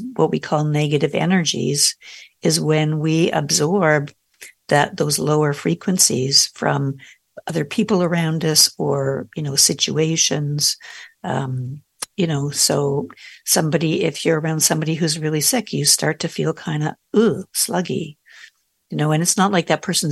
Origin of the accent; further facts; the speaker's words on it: Canada; I'm Canadian